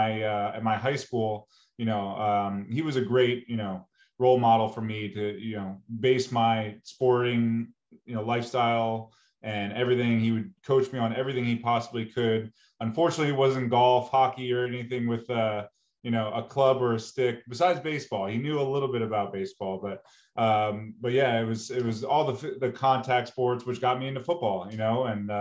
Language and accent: English; Lincroft, New Jersey, United States; moved away as an adult; also born or lived in Philadelphia; it was such a cool community that I grew up in. You know, my parents grew up in the same town in Lincroft, New Jersey